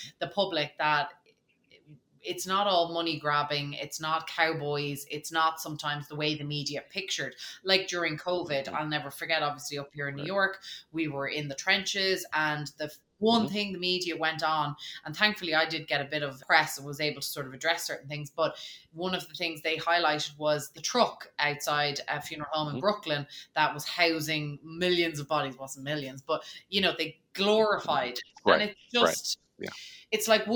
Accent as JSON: {"language": "English", "town": "Dublin", "region": "Leinster", "country": "Ireland", "said": "as an Irish person, you know, I'm from Dublin"}